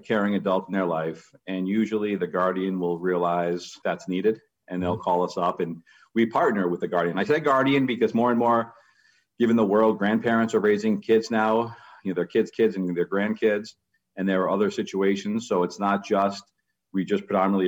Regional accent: New York City, New York, United States; now in Massachusetts, United States; I grew up in Queens, New York, which is just rated one of the most diverse counties in America

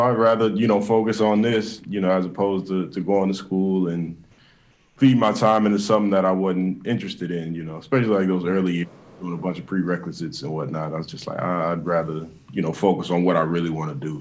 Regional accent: Kansas City, United States; also born or lived in Atlanta; I want to have, you know, fan base here at home.

